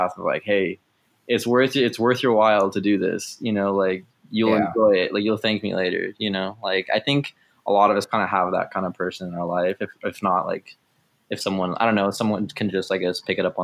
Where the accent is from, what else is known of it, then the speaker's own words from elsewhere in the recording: Temecula, California, United States; also born or lived in Moreno Valley, California; now in San Francisco, United States; I moved from Moreno Valley, like, one Inland Empire place to another, to Temecula